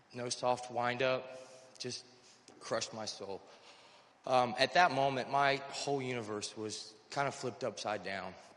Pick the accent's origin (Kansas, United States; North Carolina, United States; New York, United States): North Carolina, United States; I'm originally from North Carolina.